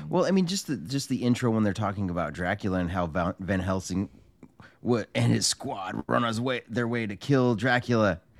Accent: California, United States; Joey and I grew up in California

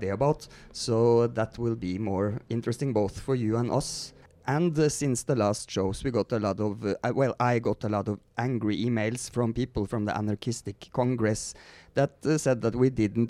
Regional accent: Norway; English is a second language; now in Mexico; I'm Norwegian

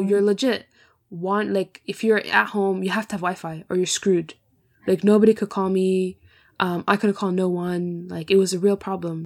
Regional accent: Canada; moved away as an adult; now in Scotland, United Kingdom; I'm born and bred in Canada

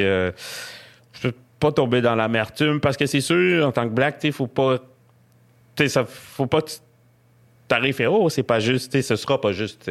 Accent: Quebec, Canada; accent: Québécois; j'ai un accent québécois

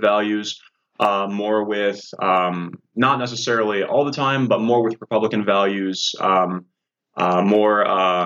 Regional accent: Rock Island County, Illinois, United States; I'm from Rock Island County

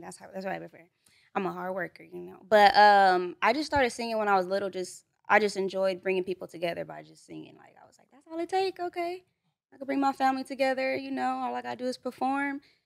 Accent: Los Angeles, California, United States; also born or lived in Duarte, California; when I moved out this way, I was probably, like, five, so I grew up in, like, mid-city over there by the Pico

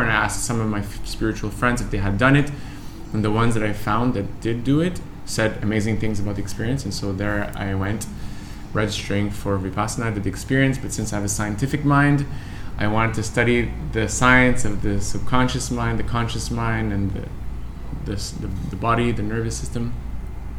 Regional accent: Canada; I'm from Canada

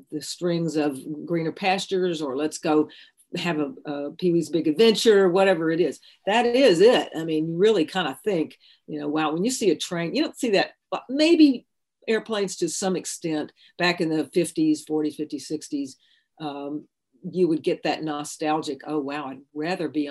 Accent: Austin, Texas, United States; railroad tracks 2 blocks from my house where I grew up in Austin

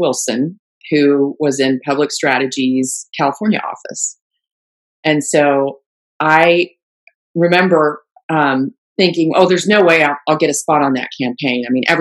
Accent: Germany; moved away; I grew up in Germany, so I'm fluent in German

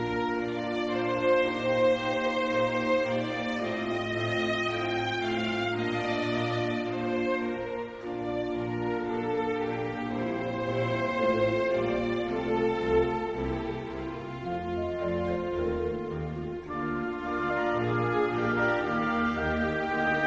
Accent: Ireland; we're Irish

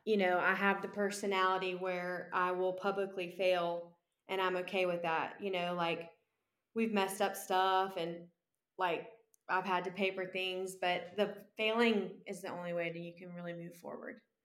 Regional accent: Columbia, South Carolina, United States; born and raised in Columbia, South Carolina

